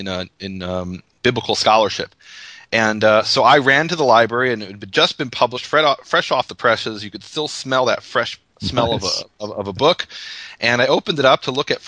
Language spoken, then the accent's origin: English; Illinois, United States; moved away as an adult; also born or lived in Israel; I was born and raised in Illinois, lived in Israel for 19 years, but deep in my heart, I'm from Missouri.